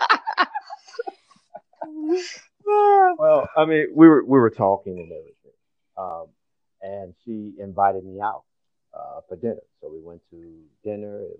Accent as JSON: {"language": "English", "region": "Midwest", "country": "United States", "tie": "born or raised there", "moved": "yes", "lives_now": "Washington, D.C., United States", "said": "I'm originally from the Midwest. Grew up and reared there"}